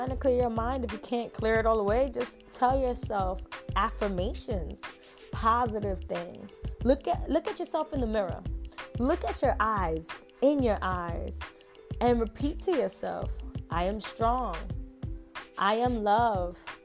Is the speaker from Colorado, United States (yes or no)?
no; New York, United States; I'm from New York